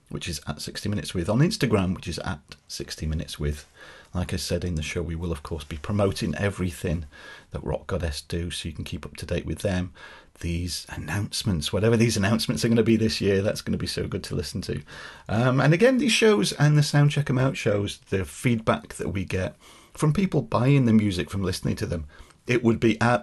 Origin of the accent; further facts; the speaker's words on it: United Kingdom; now in Wales, United Kingdom; we're British.